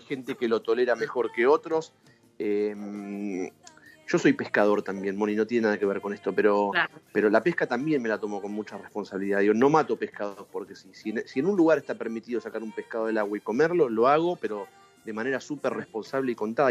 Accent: Buenos Aires Province, Argentina; si bien no, nací ni vivo en Capital Federal, eh, soy del conurbano, pero me considero una persona de ciudad

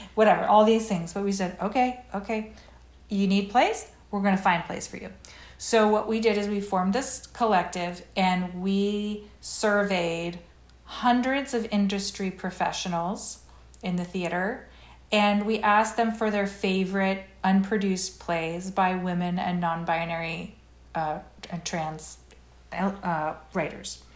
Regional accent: Brookline, Massachusetts, United States; moved away as an adult; also born or lived in New York City; I lived in Brookline till I was eighteen, and then I went to BU

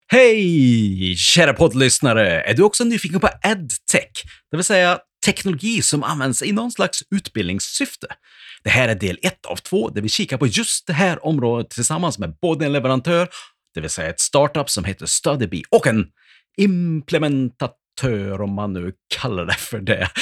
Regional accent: Värmland, Sweden; accent: Värmland dialect (värmländska); vår kombination av både värmländska och skånska

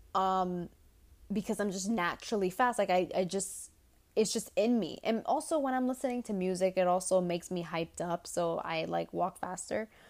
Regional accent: New York City, New York, United States; as a New Yorker

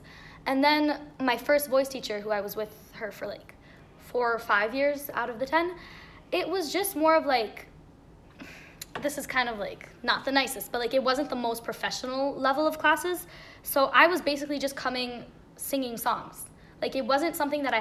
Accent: Israel; I'm from Bechemish, Israel.

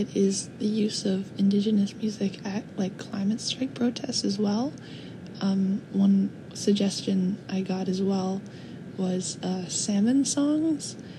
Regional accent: Vancouver, British Columbia, Canada; my hometown, Vancouver

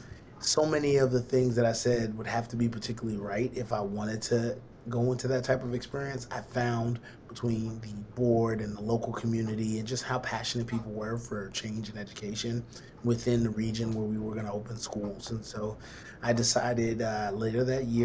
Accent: Brooklyn, New York, United States; moved away as an adult; also born or lived in Connecticut / Texas; now in Sumter, United States; I'm originally from New York, born and raised in Brooklyn, New York

